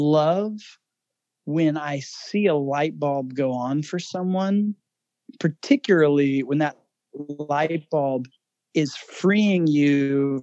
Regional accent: Fredericksburg, Virginia, United States; I grew up in Fredericksburg, Virginia.

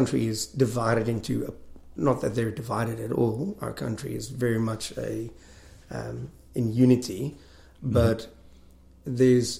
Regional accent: South Africa; I'm from South Africa.

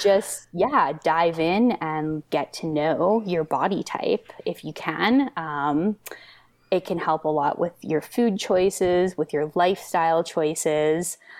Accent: the Kootenays, British Columbia, Canada; I grew up in the Kootenays

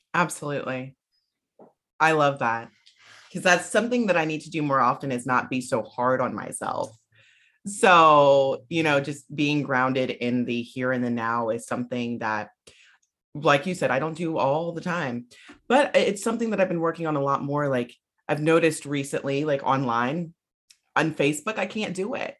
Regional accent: South Carolina, United States; moved away; I'm from South Carolina originally

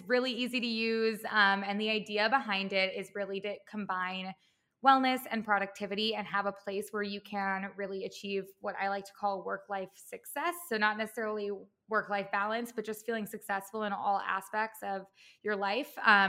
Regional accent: Midwest, United States; also born or lived in Chicago / Los Angeles; now in New York City, United States; I've kind of lived all over. I'm from the Midwest. I went to school in Chicago, and then I moved

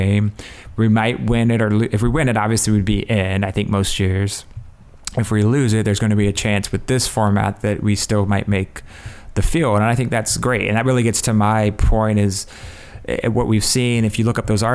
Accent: Ohio, United States; I grew up in Ohio. I grew up in Mac land

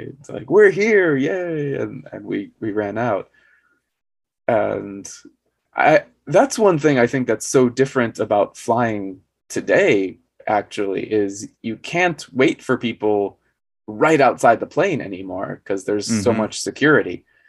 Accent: Arizona, United States; also born or lived in New York; I was actually born in New York, even though, as I said, I grew up in Arizona.

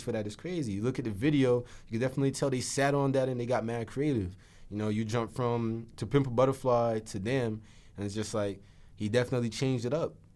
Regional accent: New Jersey, United States; being from here

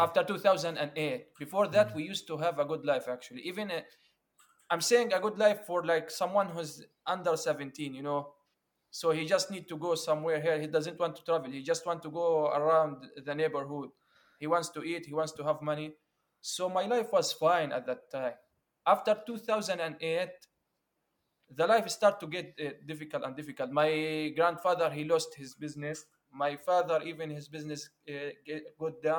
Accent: Gaza, Gaza Strip, Palestine; moved away as an adult; now in Malaysia; I'm from Palestine. I live in Gaza. Now I currently live in Malaysia, actually.

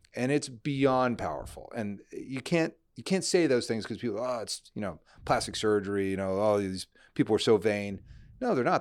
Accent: New Jersey, United States; moved away as an adult; also born or lived in Nashville / New York; grew up in New Jersey

